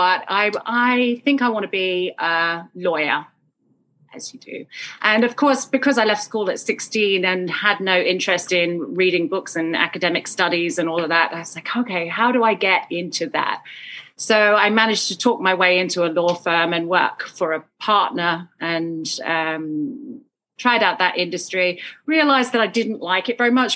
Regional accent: Sidmouth, South West England, United Kingdom; So I grew up in Sidmouth, a little coastal town in Devon

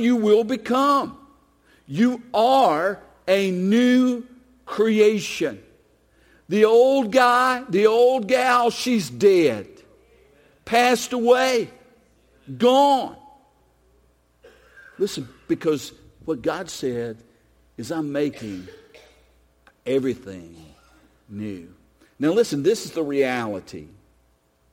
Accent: United States; I'm an American. I was born here. My passport is from the United States of America.

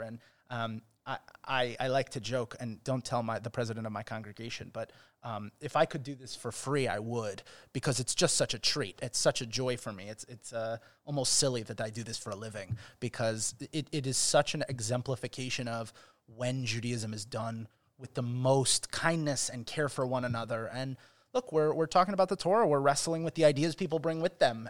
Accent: Chicago, Illinois, United States; also born or lived in Israel; now in Cincinnati, United States; I'm from Chicago

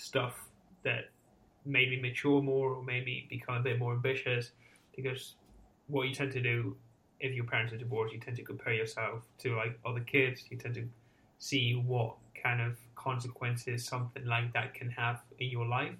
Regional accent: San Sebastián, Basque Country, Spain; I was born and raised in Spain in a city called San Sebastian

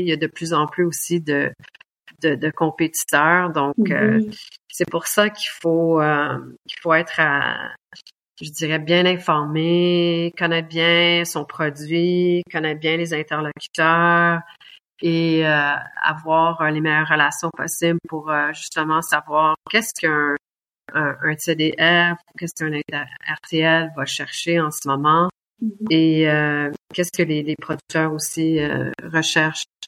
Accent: Quebec, Canada; also born or lived in Germany; now in Munich, Germany; je suis québécoise

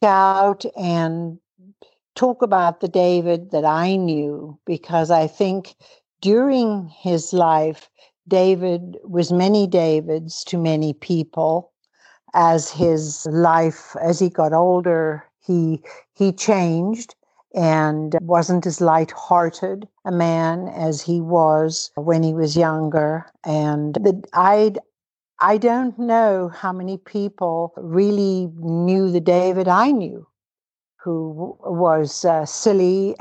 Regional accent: Cape Town, Western Cape, South Africa; moved away as an adult; also born or lived in Toronto, Canada; I was born to British Irish parents in Cape Town, South Africa, and educated there

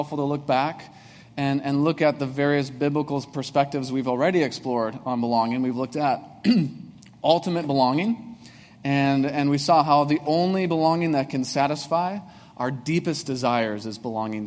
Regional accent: Breezy Point, Minnesota, United States; moved away; there's not even a stoplight in my hometown of Breezy Point

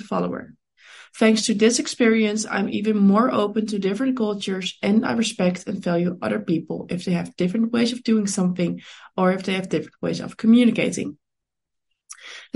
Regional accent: Netherlands; I was born in the Netherlands and over there I'm currently studying international business

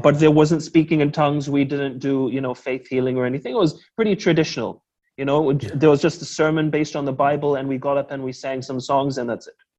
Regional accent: Auckland, New Zealand; I'm born and raised New Zealander

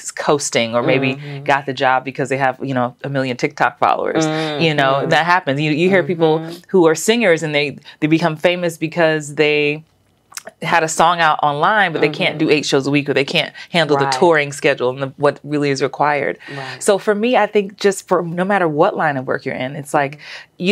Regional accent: New York, United States; moved away as an adult; also born or lived in Los Angeles; now in Atlanta, United States; growing up in the Bronx

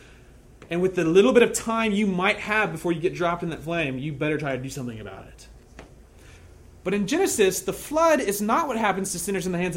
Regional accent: the Bible Belt, United States; I grew up in the Bible Belt

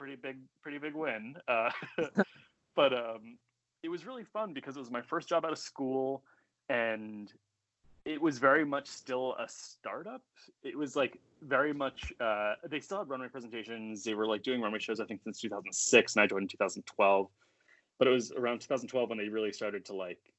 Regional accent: a reservation south of Montreal, Quebec, Canada; moved away; I grew up on a reservation south of Montreal in Canada.

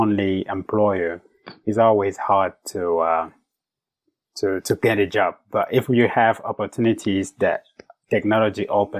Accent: Cameroon; moved away as an adult; now in United States; I grew up in Africa, in Cameroon, in a small village.

